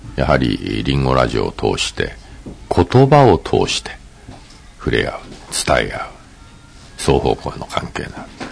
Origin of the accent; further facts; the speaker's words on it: Tokyo, Japan; moved away as an adult; also born or lived in Sendai; now in Yamamoto, Japan; 私は東京で生まれ育って24年、仙台で仕事して36年、こっちに来て8年ですけど